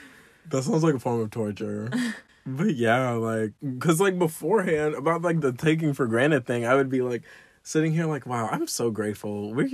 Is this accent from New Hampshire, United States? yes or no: no; Florida, United States; I'm from Florida, born and raised. I'm not used to seasons.